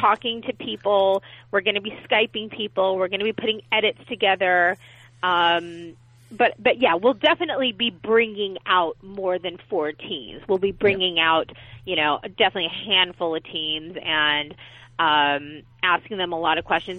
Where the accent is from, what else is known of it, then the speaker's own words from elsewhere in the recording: Los Angeles, California, United States; I was born and raised here in Los Angeles